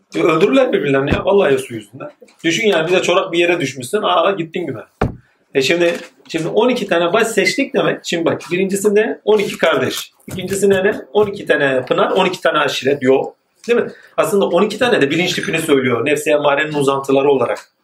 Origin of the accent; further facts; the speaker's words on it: Malatya, Turkey; also born or lived in Yenibosna, Istanbul; now in Istanbul, Turkey; ben de Malatyalıyım